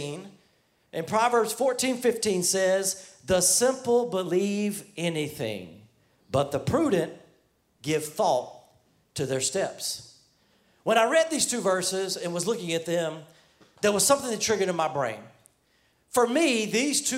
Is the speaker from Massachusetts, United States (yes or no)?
no; New York City, New York, United States; moved away; We have people from the NYC because I'm from New York